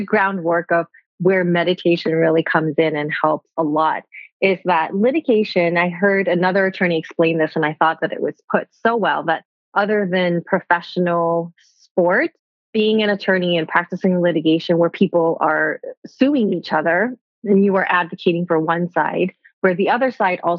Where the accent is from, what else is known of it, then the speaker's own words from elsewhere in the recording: Bangkok, Thailand; I grew up bicultural in Bangkok, Thailand